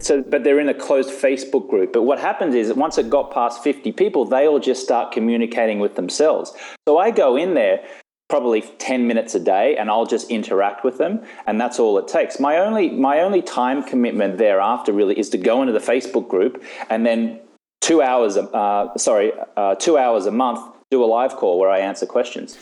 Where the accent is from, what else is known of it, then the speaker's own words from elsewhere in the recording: Australia; moved away as an adult; now in Los Angeles, United States; I live in Los Angeles, California. So, although I am Australian, I've been living in the States now for about 11 or 12 years.